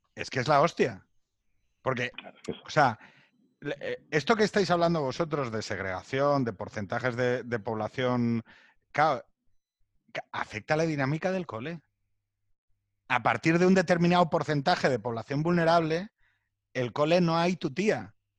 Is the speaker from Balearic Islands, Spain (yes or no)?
no; Asturias, Spain; moved away as an adult; now in Madrid, Spain; viniendo desde Asturias